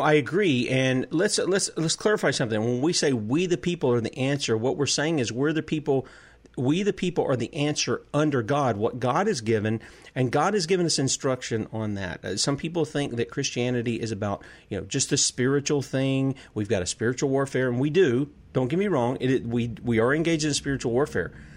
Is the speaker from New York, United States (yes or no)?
no; South Carolina, United States; my home state of South Carolina